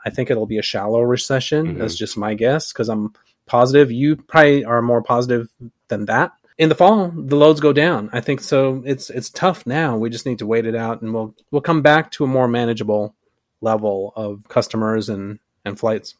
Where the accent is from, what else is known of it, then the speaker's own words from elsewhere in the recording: Concord, California, United States; I grew up in Concord, California